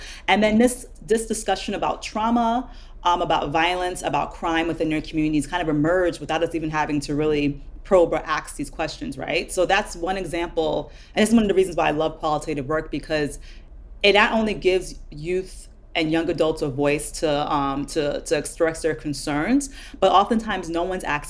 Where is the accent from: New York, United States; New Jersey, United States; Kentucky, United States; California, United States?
New Jersey, United States; Jersey City; I grew up in Jersey City, which is a primarily urban, or was